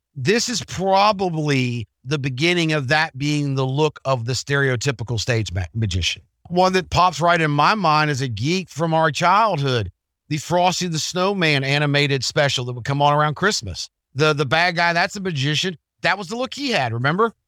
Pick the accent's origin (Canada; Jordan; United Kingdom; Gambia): United Kingdom; England; as an English guy